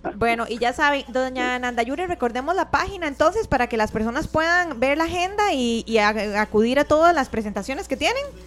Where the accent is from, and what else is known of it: Costa Rica